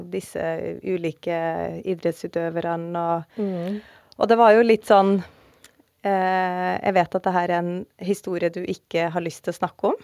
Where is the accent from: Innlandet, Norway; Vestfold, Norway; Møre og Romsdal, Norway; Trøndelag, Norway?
Trøndelag, Norway; Oppdal; Jeg er jo fra Oppdal